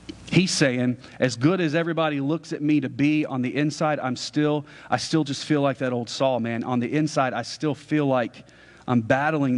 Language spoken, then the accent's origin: English; United States; as an American